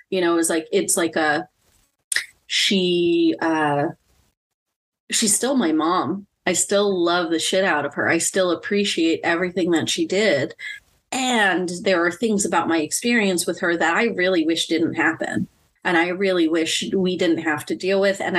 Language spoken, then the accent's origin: English; Philippines; And that for me as a Filipino woman, a big part of me being healthy is my family.